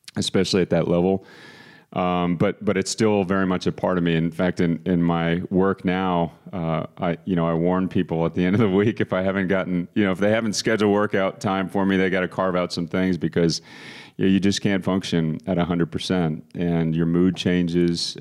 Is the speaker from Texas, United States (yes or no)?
yes; Austin, Texas, United States; moved away as an adult; also born or lived in Boston, Massachusetts; now in San Antonio, United States; I was born in Boston, as was, uh, all of my family, and my father's job moved us to Austin, Texas, when I was three years old. Grew up there, went to high school there